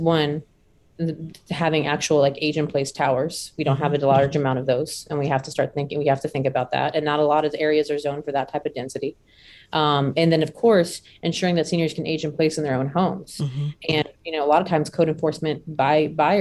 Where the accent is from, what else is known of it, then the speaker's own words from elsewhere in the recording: the South, United States; I was born and raised in the South.